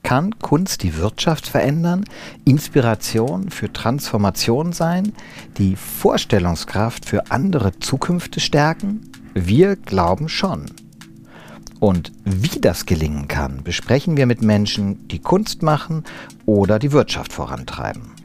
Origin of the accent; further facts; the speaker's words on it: Wiesbaden, Hesse, Germany; moved away; also born or lived in Berlin; in Wiesbaden, wo ich aufgewachsen bin